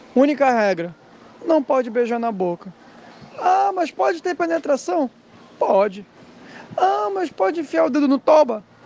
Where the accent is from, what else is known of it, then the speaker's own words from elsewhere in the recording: Brazil; Eu, eu cresci na Cidade Nova